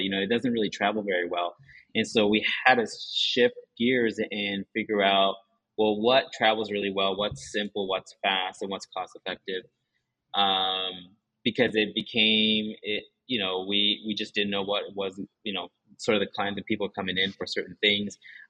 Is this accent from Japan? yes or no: yes; Japan; first language Japanese; English is a second language; being a half Japanese person. And it's difficult, it's challenging. You know, my Japanese is my first language, and I lived in Japan, you know, big chunk of my childhood, I lived in Japan. But I never really felt like I belonged there.